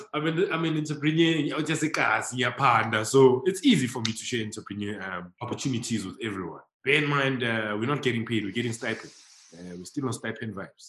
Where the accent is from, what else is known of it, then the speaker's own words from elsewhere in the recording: South Africa; a homie growing up in Lokshin